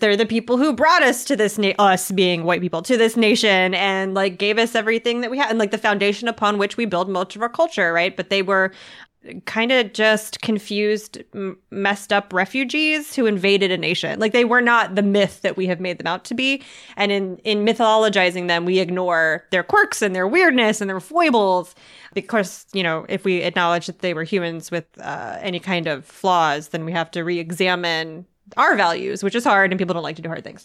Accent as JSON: {"language": "English", "country": "United States", "said": "I'm an American"}